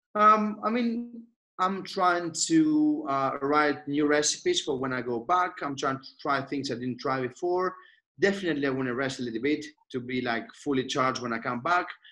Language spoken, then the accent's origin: English; Athens, Attica, Greece; moved away; I born and raised in Athens.